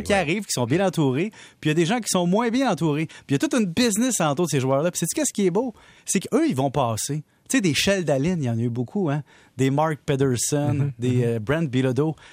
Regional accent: Salaberry-de-Valleyfield, Quebec, Canada; on vient de Valleyfield

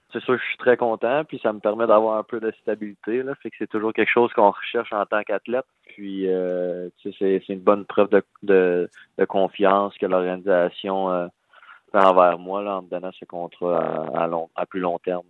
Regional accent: Val-d'Or, Quebec, Canada; moved away as an adult; also born or lived in Rouyn-Noranda, Quebec / Nashville, United States; je viens de de Val d'Or

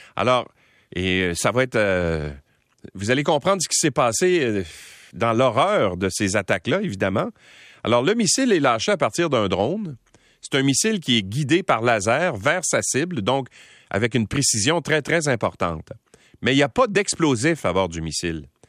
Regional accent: Quebec, Canada; chez nous au Québec

